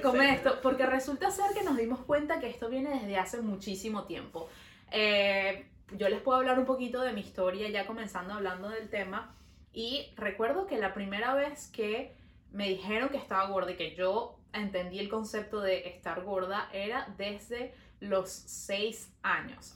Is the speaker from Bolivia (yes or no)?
no; Venezuela; now in Montreal, Canada